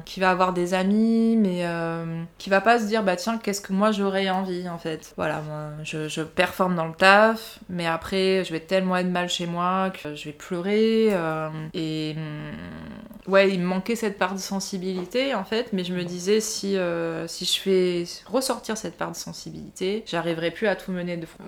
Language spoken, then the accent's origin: French; Nice, Provence-Alpes-Côte d'Azur, France; moved away as an adult; also born or lived in London; now in Paris, France; j'ai grandi à Nice, j'ai fait mon parcours école, collège, lycée à Nice